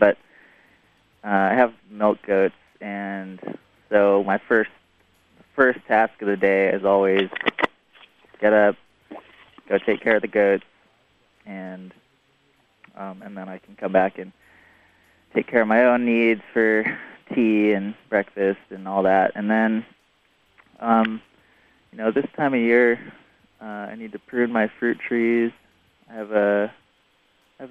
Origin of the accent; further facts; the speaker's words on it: Seattle, Washington, United States; now in Orcas Island, United States; I grew up in Seattle